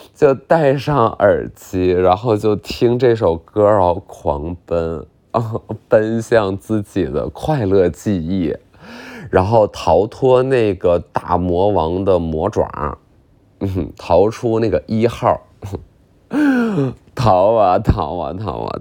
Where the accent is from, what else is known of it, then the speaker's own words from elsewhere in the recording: Qiqihar, Heilongjiang, China; 我是骑哈尔人